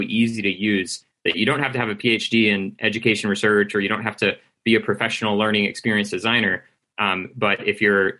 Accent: United States; for myself as an American

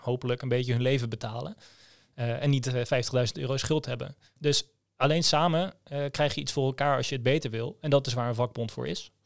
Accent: Groningen, Netherlands; ik kom uit Groningen

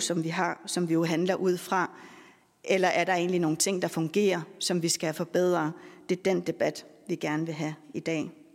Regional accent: Greenland; min barndom i Grønland

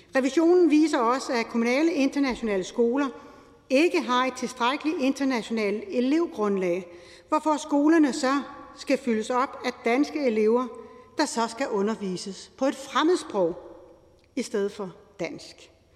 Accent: Lolland, Zealand, Denmark; Jeg er opvokset på Lolland

